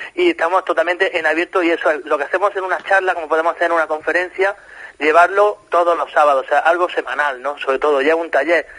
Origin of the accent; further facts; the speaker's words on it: Granada, Andalusia, Spain; moved away as an adult; also born or lived in Málaga; now in Nerja, Spain; yo soy de Granada, aunque llevo seis años trabajando en Málaga y viviendo en Nerja